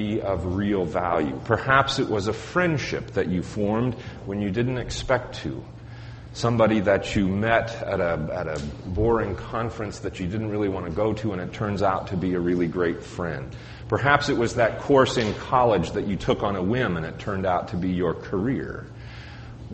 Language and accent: English; Colorado, United States; Growing up in Colorado